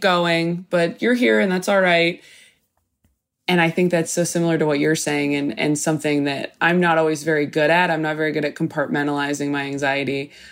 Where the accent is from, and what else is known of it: Temecula, California, United States; born or raised there